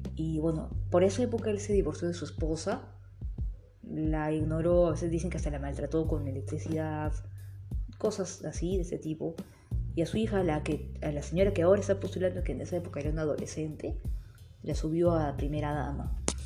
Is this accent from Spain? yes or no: no; Peru; mi país, Perú